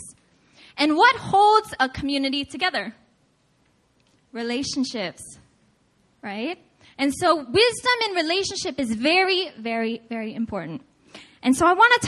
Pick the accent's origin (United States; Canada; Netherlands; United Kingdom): United States; I was born and raised in America. I speak English.